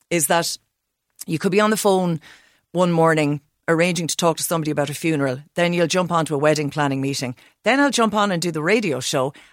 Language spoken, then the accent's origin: English; Roscommon, Connacht, Ireland; I'm from Roscommon.